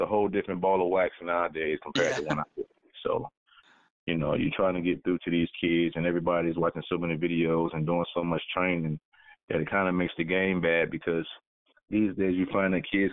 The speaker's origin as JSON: {"language": "English", "town": "Orlando", "region": "Florida", "country": "United States", "said": "I'm from Orlando"}